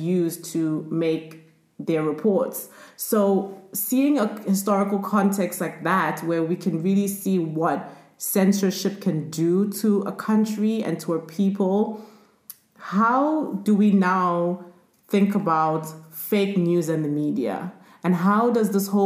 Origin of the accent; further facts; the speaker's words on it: South Africa; I grew up in South Africa